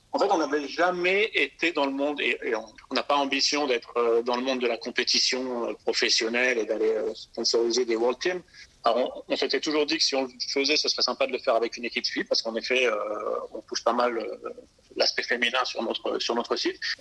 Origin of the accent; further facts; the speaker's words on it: Alsace, Grand Est, France; moved away as an adult; now in Nice, France; je suis alsacien d'origine